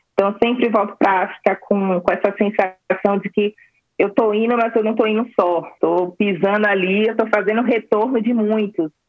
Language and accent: Portuguese; Salvador, Bahia, Brazil; Salvador, né, minha terra